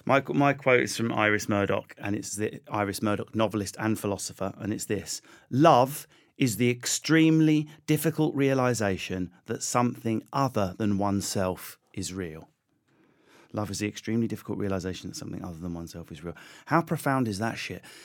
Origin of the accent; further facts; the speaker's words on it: United Kingdom; accent: Essex; also born or lived in Enfield, London / Southend-on-Sea, Essex; I grew up in Enfield, Southend, around there